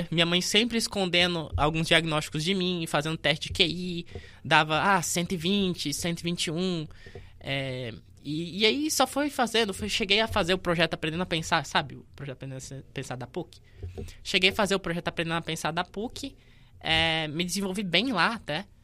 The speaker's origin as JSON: {"language": "Portuguese", "town": "Goiânia", "region": "Goiás", "country": "Brazil", "tie": "born or raised there", "also_born_or_lived": "Faina, Goiás", "said": "quando eu tinha 5 anos, eu, tinha, eu me movi da, do Faina, que eu nasci em Goiânia, fui para o Faina morar com meu pai e minha, minha mãe biológica."}